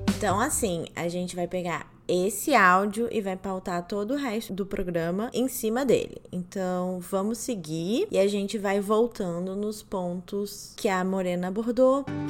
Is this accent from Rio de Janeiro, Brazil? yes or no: yes; Rio de Janeiro, Brazil; accent: carioca; moved away; meu sotaque carioca voltando.